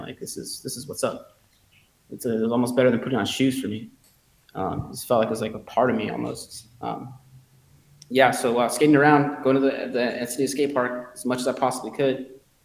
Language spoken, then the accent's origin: English; La Puente, California, United States; also born or lived in Los Angeles; I was born in Los Angeles, and I grew up in a, a city called La Puente